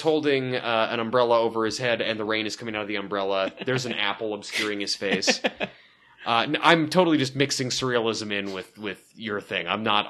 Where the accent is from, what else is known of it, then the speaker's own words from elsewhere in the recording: Pacific Northwest, United States; Just because I'm from the Pacific Northwest, you can't tar me with that.